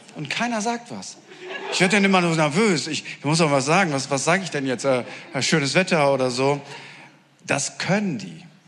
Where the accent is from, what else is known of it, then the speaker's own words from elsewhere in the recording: Northern Germany, Germany; ich komme aus Norddeutschland